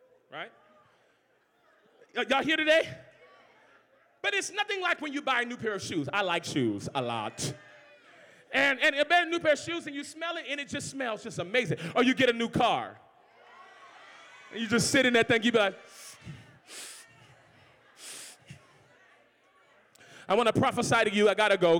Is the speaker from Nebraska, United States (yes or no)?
no; New Orleans, Louisiana, United States; I'm from the country. I'm from New Orleans, Louisiana, so that's how we talk.